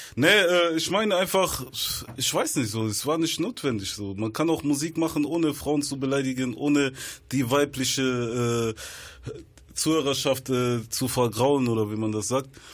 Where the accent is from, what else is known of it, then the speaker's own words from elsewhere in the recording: Bonn, North Rhine-Westphalia, Germany; Ich komme aus Biodoppeland, Bonn-Medinghoven